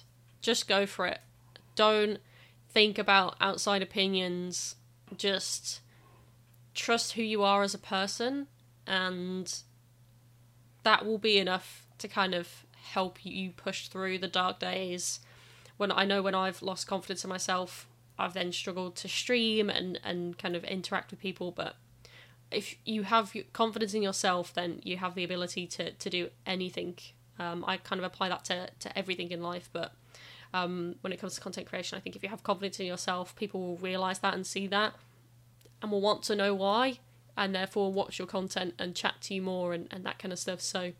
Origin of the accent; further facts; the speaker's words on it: West Midlands, United Kingdom; accent: Brummy; I'm glad that my accent's kind of died out quite a lot, because the rest of my family is still very, very Brummy.